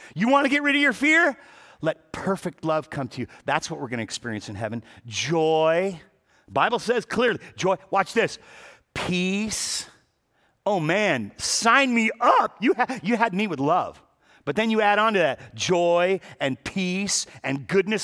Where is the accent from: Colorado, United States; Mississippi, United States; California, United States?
California, United States; Los Angeles; I was born and raised in Pacoima